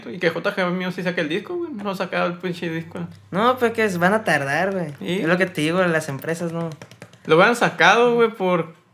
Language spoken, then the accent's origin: Spanish; Sonora, Mexico; also born or lived in Ciudad Obregón, Sonora; Soy de Obregón. Oh. Nacido en Obregón, pero pues toda la vida vivo aquí